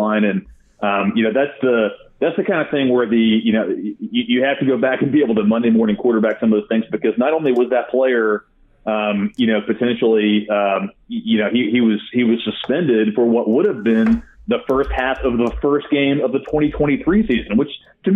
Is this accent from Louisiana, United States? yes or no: no; Arkansas, United States; I come from Arkansas, a very deep red state. We take the Second Amendment very seriously here